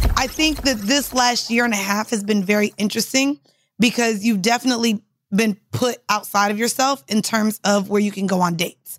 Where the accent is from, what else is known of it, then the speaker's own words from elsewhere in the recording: Orlando, Florida, United States; I'm from Orlando